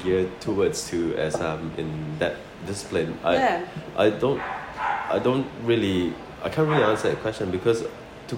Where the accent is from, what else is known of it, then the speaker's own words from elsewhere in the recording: Sarawak, Malaysia; also born or lived in Christchurch, New Zealand; now in Australia; I'm from Malaysia, from a state called Sarawak.